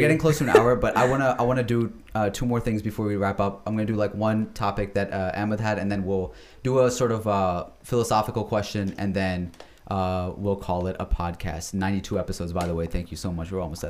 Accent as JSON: {"language": "English", "country": "United States"}